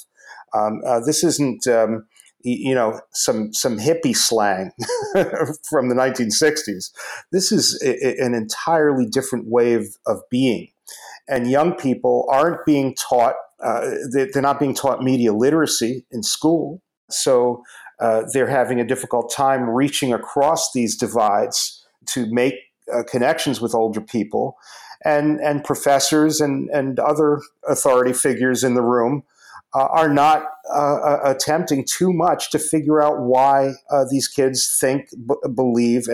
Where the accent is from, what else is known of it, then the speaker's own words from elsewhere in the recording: New York, United States; I'm from New York